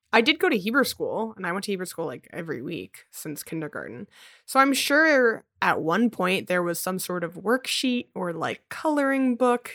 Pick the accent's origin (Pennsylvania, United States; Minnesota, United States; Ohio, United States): Pennsylvania, United States; Philadelphia; In Philly, some of the main streets are named after trees. So I grew up on Spruce Street